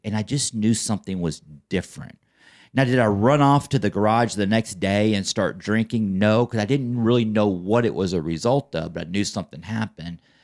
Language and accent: English; Plano, Texas, United States; I grew up in Plano my entire life